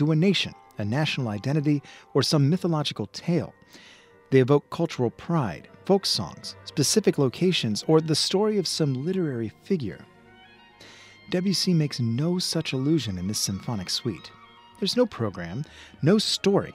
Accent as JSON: {"language": "English", "region": "the American South", "country": "United States", "tie": "born or raised there", "said": "I grew up in the American South"}